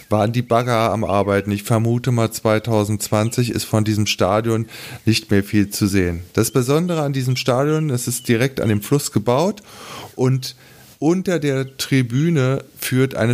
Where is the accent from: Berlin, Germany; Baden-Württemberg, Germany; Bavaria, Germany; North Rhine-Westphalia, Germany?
Berlin, Germany; Und da merkt man dann als Berliner verdammter Mist, in Berlin ist eine Menge im Zweiten Weltkrieg kaputt gegangen